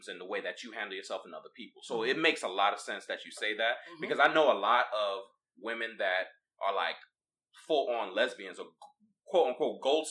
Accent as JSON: {"language": "English", "town": "New York City", "region": "New York", "country": "United States", "said": "I'm from New York. I'm from Brooklyn"}